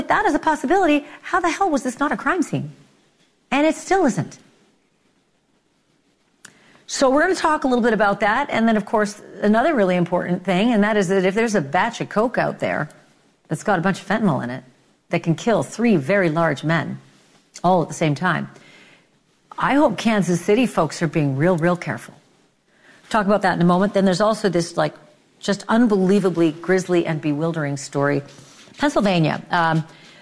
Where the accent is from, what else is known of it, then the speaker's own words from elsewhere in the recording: Winnipeg, Manitoba, Canada; I'm from Winnipeg